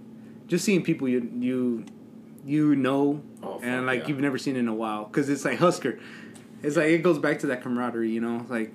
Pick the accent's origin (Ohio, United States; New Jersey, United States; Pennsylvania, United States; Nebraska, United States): Nebraska, United States; Lexington; Like, it's like people, like, where I grew up at and in Lexington, and you just see them there.